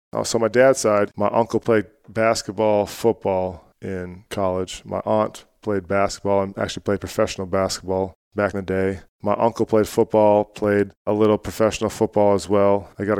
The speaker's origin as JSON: {"language": "English", "town": "Cold Spring", "region": "Minnesota", "country": "United States", "tie": "born or raised there", "said": "So it's a small town called Cold Spring. It's central Minnesota."}